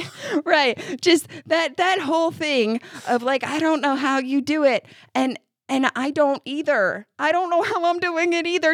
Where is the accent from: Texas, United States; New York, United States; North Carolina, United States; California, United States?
New York, United States; upstate; moved away as an adult; now in Kentucky, United States; I'm from upstate New York.